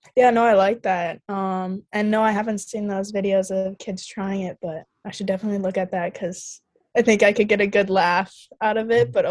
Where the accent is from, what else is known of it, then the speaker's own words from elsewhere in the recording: Eden Prairie, Minnesota, United States; moved away as an adult; I grew up playing youth in Eden Prairie